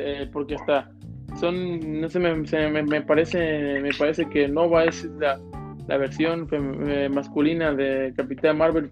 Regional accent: Mexico; uno como mexicano

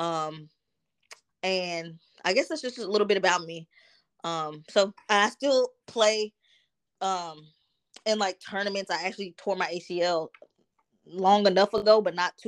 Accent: Dallas, Texas, United States; also born or lived in New Jersey; in the neighborhoods and where I grew up in Dallas

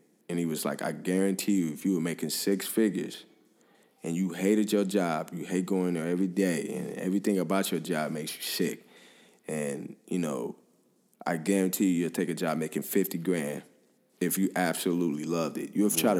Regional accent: Five Oaks, United States; And, you know, here I am, I grew up in Five Oaks.

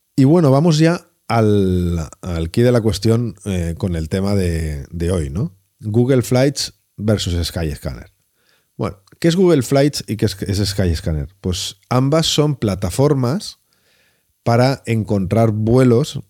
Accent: Valencia, Valencian Community, Spain; yo que soy de Valencia

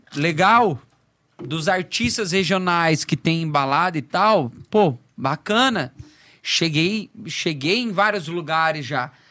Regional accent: Foz do Iguaçu, Paraná, Brazil; moved away as an adult; also born or lived in Curitiba; now in Florianópolis, Brazil; eu sou de Foz do Iguaçu, lá em Foz

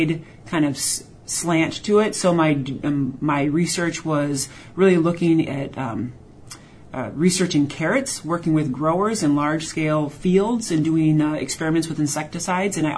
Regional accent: rural Wisconsin, United States; I am from Wisconsin originally. I grew up in rural Wisconsin on a hobby farm

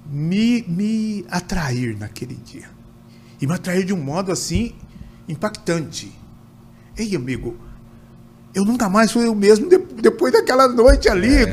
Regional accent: Cruzeiro, São Paulo, Brazil; Meu irmão era presidente da escola de samba lá da minha cidade, de Cruzeiro.

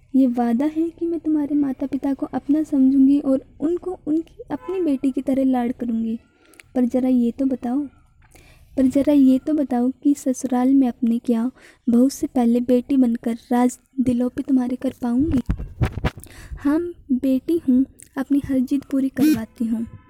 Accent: Haryana, India; मैं हरियाणा से बिलोंग करती हूँ

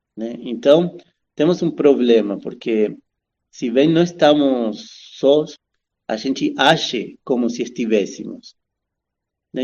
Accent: Argentina; also born or lived in Brazil; now in São Paulo, Brazil; eu nasci na Argentina, mas já um, faz um bom tempo que estou por aqui no Brasil

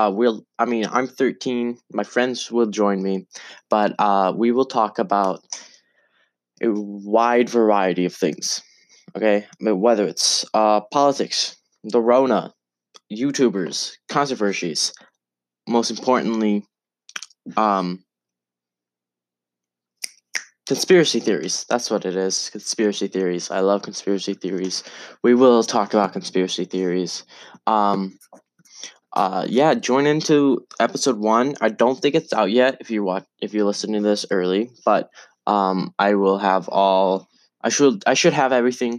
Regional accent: North Dakota, United States; I am from a very small town in North Dakota. We have less than 2,000 people here.

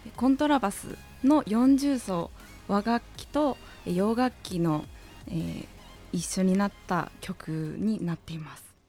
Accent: Fukuoka, Japan; now in Tokyo, Japan; 福岡出身なんですけれども

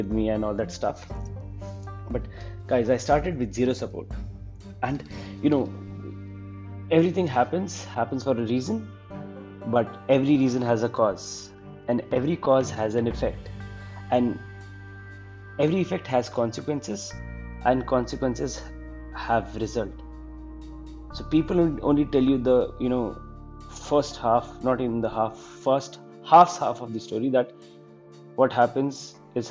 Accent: Chandigarh, India; I am from Chandigarh.

